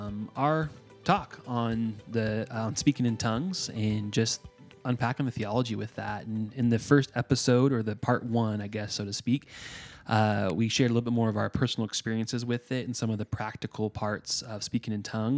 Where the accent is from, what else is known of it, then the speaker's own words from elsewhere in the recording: Northeast, United States; Because I'm from the Northeast.